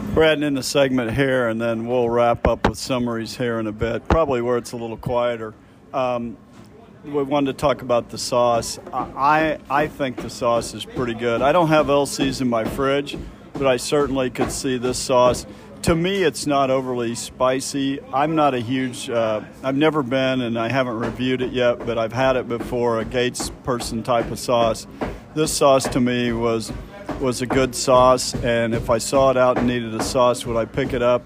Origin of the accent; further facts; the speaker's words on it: Kansas City, Missouri, United States; We grew up in Kansas City